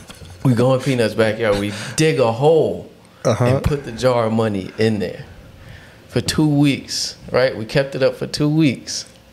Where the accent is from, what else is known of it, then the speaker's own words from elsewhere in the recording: Newark, New Jersey, United States; I grew up in Newark